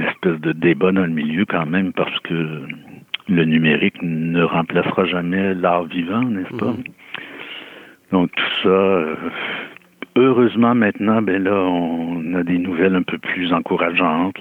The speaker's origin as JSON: {"language": "French", "town": "Rimouski", "region": "Quebec", "country": "Canada", "tie": "born or raised there", "said": "je suis originaire de Rimouski"}